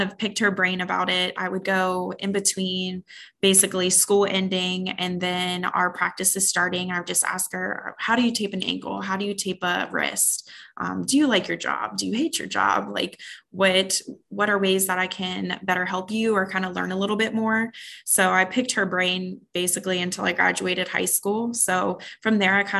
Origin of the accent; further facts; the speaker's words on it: Waldorf, Maryland, United States; now in Phoenix, United States; I'm from the East Coast actually, and just kind of transplanted out here on the West Coast, but I'm from Waldorf, Maryland